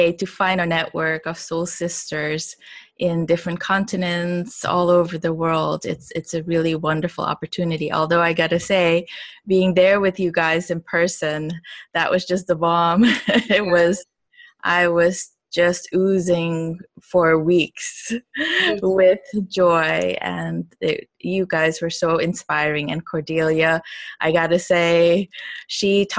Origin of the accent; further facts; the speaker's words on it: Suriname; moved away; also born or lived in Miami; I am originally from Suriname, which is a little country, actually, small population, not that little. It's the size of Georgia, right above Brazil. And most people don't know that it's almost completely covered with Amazon rainforest. So I grew up over there